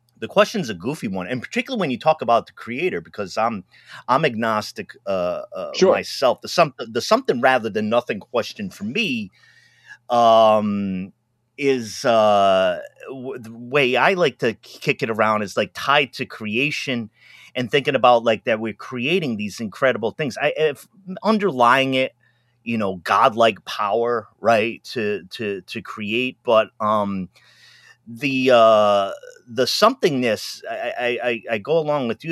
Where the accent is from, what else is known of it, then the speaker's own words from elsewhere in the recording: Pawtucket, Rhode Island, United States; Catholic where I grew up in Pawtucket